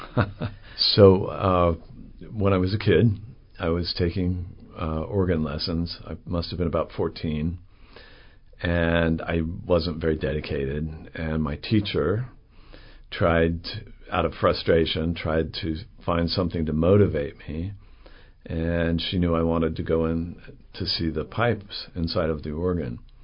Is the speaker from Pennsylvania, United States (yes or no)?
no; Salt Lake City, Utah, United States; moved away as an adult; also born or lived in London / New York / Oregon; now in Chattanooga, United States; I was raised in Salt Lake City, Utah